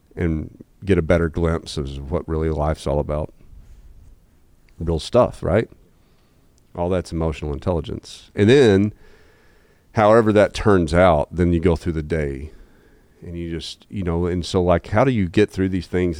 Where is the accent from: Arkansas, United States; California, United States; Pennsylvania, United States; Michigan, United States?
Arkansas, United States; Jonesboro; born and raised in Jonesboro, Arkansas